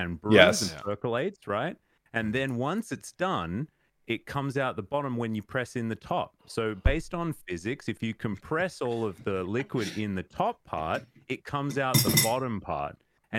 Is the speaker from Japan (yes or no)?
no; Australia; accent: Australian; Even though my Australian accent is like barely hanging in there, I have to really kind of put it on now to go full Australian